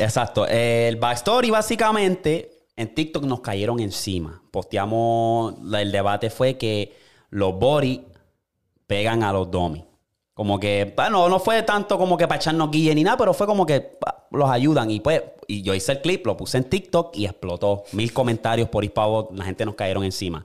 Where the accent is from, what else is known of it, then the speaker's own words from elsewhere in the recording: Puerto Rico; now in United States; nosotros, como boricua